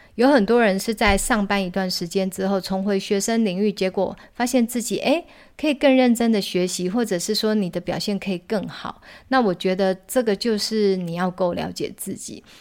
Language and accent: Chinese; Taiwan; 像我们台湾